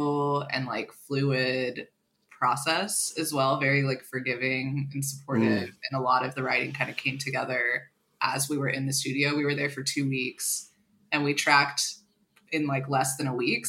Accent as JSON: {"language": "English", "town": "Houston", "region": "Texas", "country": "United States", "tie": "born or raised there", "said": "we had a very, you know, privileged, like blessed childhood in Houston with our families"}